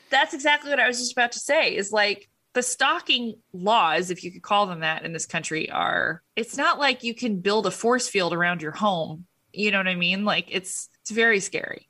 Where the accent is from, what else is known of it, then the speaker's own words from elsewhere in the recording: United States; I'm an American